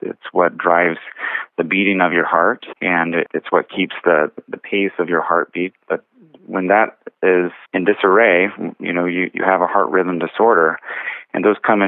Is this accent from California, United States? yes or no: yes; Bakersfield, California, United States; moved away as an adult; also born or lived in Los Angeles / Hawaii; I was born and raised here in Bakersfield, and so I'm happy to be back home